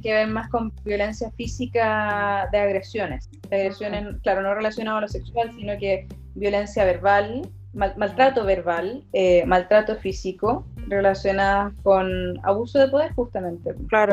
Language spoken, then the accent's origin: Spanish; Chile; Pensaríamos que como chilenos